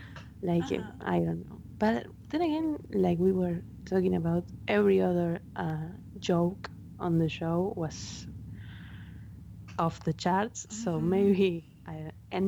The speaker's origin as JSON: {"language": "English", "country": "Argentina", "tie": "born or raised there", "first_language": "Spanish", "second_language": "English", "said": "Those were the TV shows that we got here in Argentina. I learned English watching"}